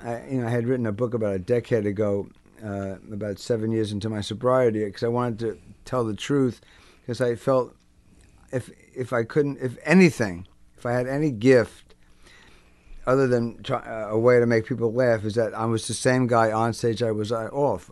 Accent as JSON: {"language": "English", "town": "Englewood", "region": "New Jersey", "country": "United States", "tie": "born or raised there", "also_born_or_lived": "Brooklyn, New York", "said": "I was born in Brooklyn. I'm a New Yorker. And then they moved to New Jersey, and I was raised there"}